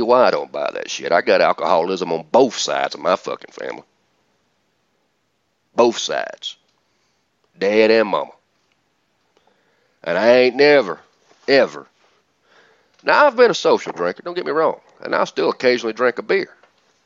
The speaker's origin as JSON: {"language": "English", "town": "Atlanta", "region": "Georgia", "country": "United States", "said": "I'm from Atlanta"}